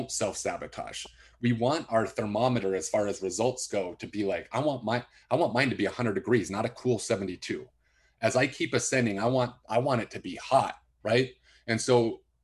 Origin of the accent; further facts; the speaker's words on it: West Valley City, Utah, United States; I grew up in West Valley, which was not the rich side of town.